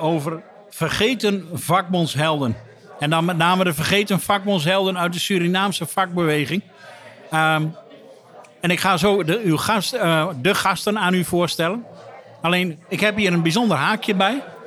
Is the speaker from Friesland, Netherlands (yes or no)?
no; Drenthe, Netherlands; ik als uh, Drent